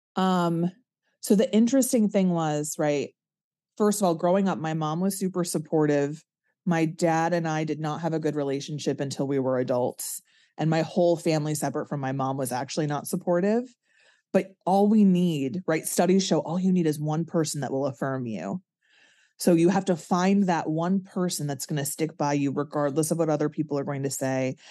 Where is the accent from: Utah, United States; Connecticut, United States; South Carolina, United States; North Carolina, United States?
Connecticut, United States; I'm from Connecticut